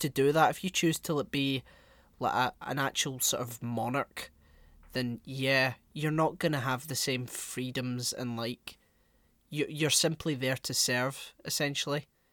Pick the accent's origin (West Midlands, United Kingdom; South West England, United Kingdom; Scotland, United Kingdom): Scotland, United Kingdom; Glasgow; I'm some dickhead from Glasgow